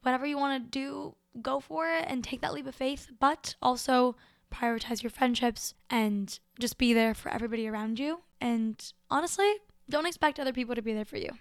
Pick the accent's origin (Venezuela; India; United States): Venezuela; Caracas, Capital District; moved away; was born in Caracas, Venezuela, and it's beautiful.